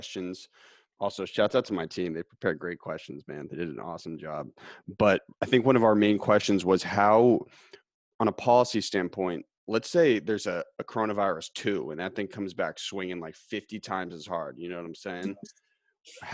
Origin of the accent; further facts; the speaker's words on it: Massachusetts, United States; we're from Massachusetts